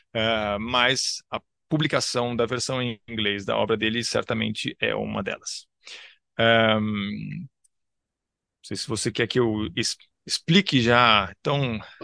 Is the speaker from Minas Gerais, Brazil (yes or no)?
no; São Paulo, Brazil; Eu nasci em São Paulo, cresci em São Paulo, dou aula em São Paulo